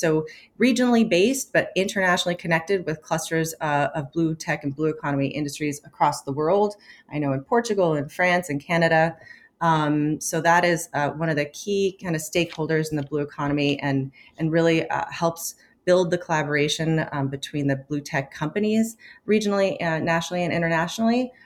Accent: Los Angeles, California, United States; where I grew up in Los Angeles, off Palos Verdes

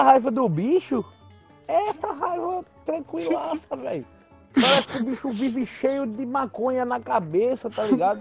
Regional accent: João Pessoa, Paraíba, Brazil; Eu sou de João Pessoa

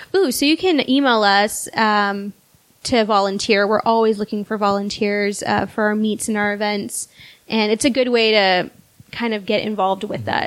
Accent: South Texas, United States; So I grew up in South Texas

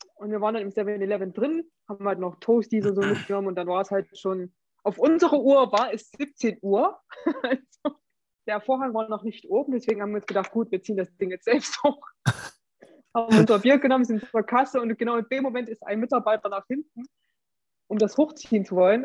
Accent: Germany; Als Deutscher

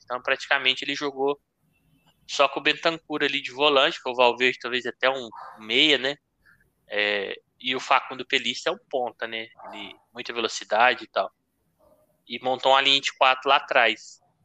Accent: Brazil; Como brasileiro

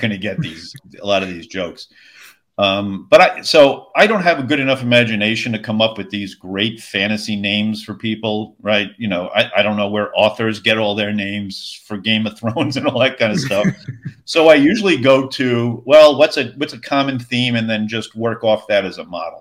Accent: Long Island, New York, United States; now in Tennessee, United States; I'm originally from Long Island.

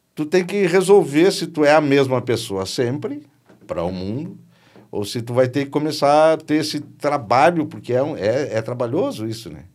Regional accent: Rio Grande do Sul, Brazil; Eu sou um artista gaúcho, regional, tradicional

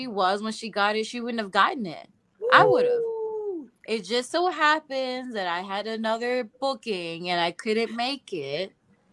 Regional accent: Georgia, United States; I'm from Georgia

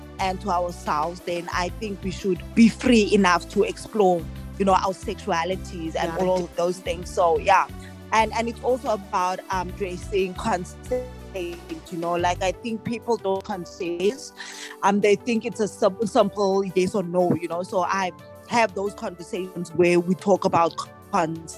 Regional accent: Mossel Bay, Western Cape, South Africa; I'm from Muscle Bay, which is like 4 hours, 5 hours away from Cape Town

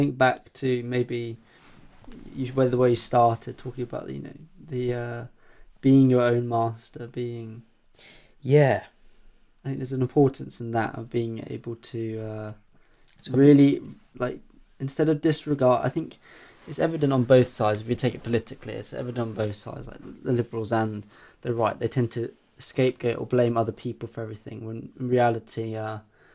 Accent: Romania; moved away; I am from Romania

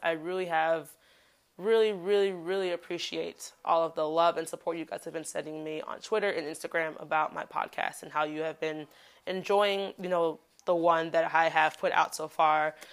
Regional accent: Chicago, Illinois, United States; moved away as an adult; now in Daegu, South Korea; I am a Black woman from Chicago

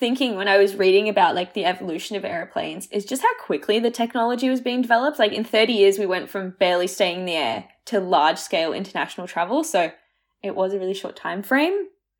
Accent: Croatia; born there; because I was born in Croatia, so I go back every, like, 3 years, and that is a whole day of travel

